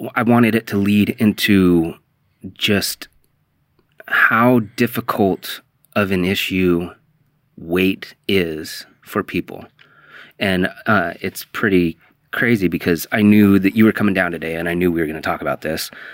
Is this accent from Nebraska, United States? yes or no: no; The Dalles, Oregon, United States; now in Portland, United States; you and I grew up in the Dalles